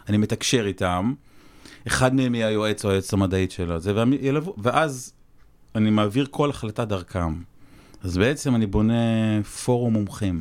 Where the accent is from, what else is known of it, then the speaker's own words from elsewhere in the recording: Jezreel Valley, Northern District, Israel; אני בא מהעמק